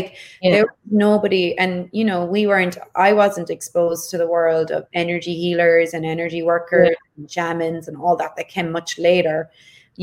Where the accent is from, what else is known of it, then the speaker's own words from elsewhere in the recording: Ireland; I was growing up in Ireland